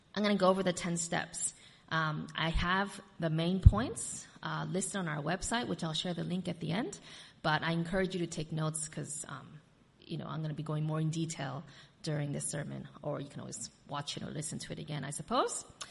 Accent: United States; moved away; I'm also from America

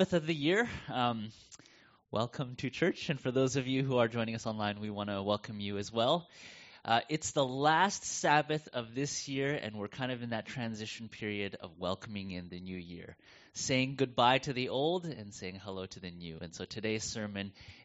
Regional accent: United States; moved away as an adult; now in Melbourne, Australia; And you can tell from my accent, I'm not from around here, and so coming from the U.S.

